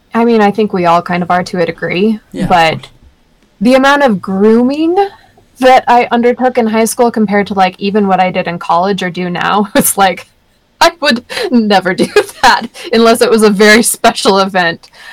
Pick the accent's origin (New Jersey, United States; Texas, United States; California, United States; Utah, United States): Utah, United States; Sandy; growing up in Sandy was difficult at times. Sandy's really conservative